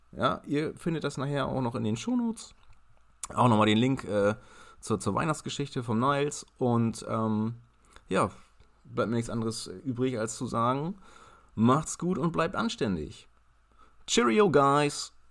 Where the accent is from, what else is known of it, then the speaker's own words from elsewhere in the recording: Ireland; also born or lived in Germany; Ja, ich bin in Deutschland geboren, aber in Irland mit Ray Garvey zur Schule gegangen.